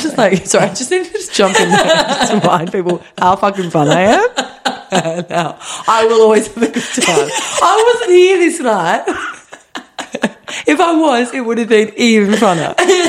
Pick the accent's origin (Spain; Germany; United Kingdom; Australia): Australia; Sydney, New South Wales; we're from the Northern Beaches